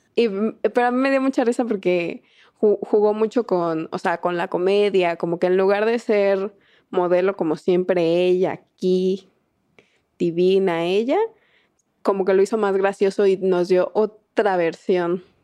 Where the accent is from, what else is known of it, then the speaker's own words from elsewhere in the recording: Mexico; somos mexicanas y lo hemos visto toda nuestra vida